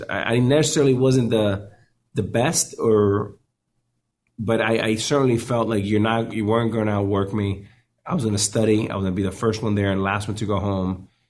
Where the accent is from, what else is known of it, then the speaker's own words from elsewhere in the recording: Miami, Florida, United States; I grew up in Miami